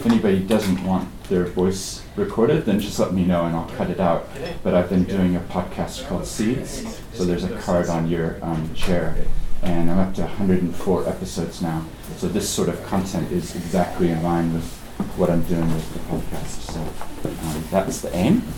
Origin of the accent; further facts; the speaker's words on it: Christchurch, Canterbury, New Zealand; despite my accent, I actually grew up here in Christchurch